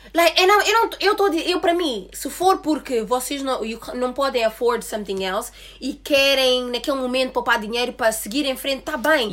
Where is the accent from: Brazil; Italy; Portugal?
Portugal; vivi a minha vida toda em Portugal